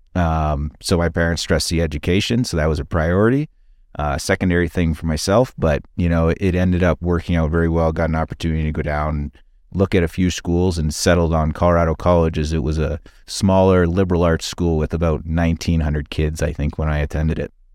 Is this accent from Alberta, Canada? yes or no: yes; Calgary, Alberta, Canada; moved away; also born or lived in London, Ontario; growing up in Calgary